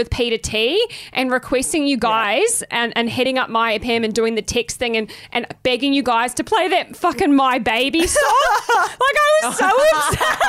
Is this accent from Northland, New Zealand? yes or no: no; Katikati, Bay of Plenty, New Zealand; now in Australia; if you were raised in New Zealand like me, because I grew up in Caddy Caddy in the Bay of Plenty, you grew up on MyFM.